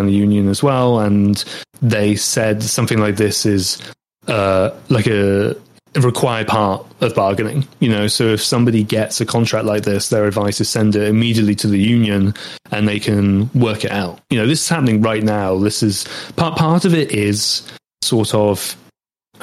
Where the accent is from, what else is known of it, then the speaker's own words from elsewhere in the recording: United Kingdom; accent: British English; I'm British and that's my accent